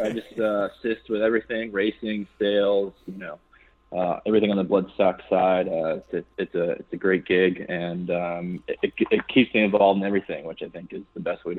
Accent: Massachusetts, United States; No, so that was Western Massachusetts

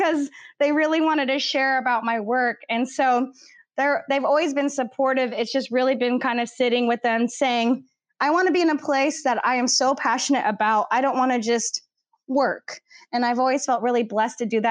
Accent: Livermore, California, United States; also born or lived in Los Angeles, California / Berkeley, California; I grew up in Livermore.

